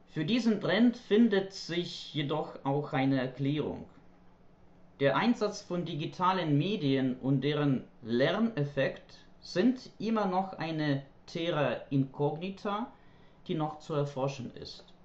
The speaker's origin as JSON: {"language": "German", "country": "Ukraine", "second_language": "German", "said": "ich komme aus der Ukraine, wo ich Deutsch als Fremdsprache unterrichte, und zwar an einer Universität und an einem Sprachlernzentrum."}